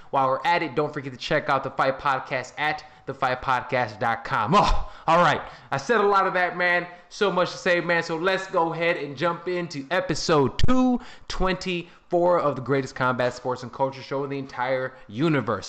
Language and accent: English; Chicago, Illinois, United States; I'm from Chicago